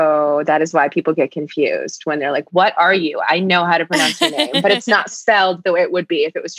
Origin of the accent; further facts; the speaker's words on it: Detroit, Michigan, United States; I'm actually from originally from Detroit, and I'm biracial. So my dad is Lebanese and my mom is Indonesian.